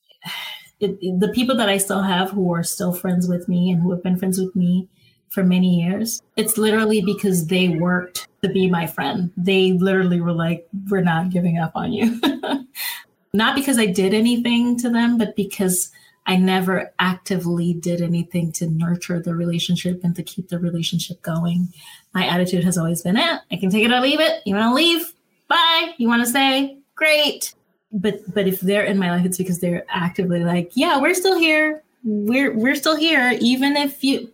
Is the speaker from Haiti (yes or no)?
yes; Cap-Haïtien, Nord, Haiti; also born or lived in Florida, United States / Ohio, United States; now in Los Angeles, United States; growing up in Haiti